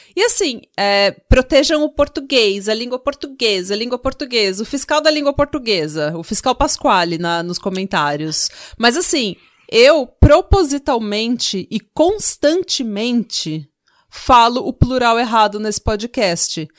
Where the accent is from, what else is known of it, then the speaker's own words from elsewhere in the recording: Brazil; como brasileira